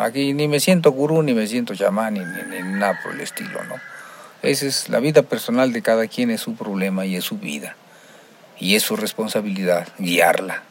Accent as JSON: {"language": "Spanish", "country": "Mexico", "said": "nosotros como mexicanos tenemos una idiosincrasia"}